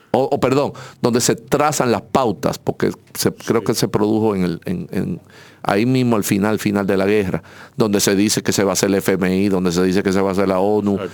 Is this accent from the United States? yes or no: no; Santo Domingo, Distrito Nacional, Dominican Republic; nosotros somos de aquí, de dos esquinas de acá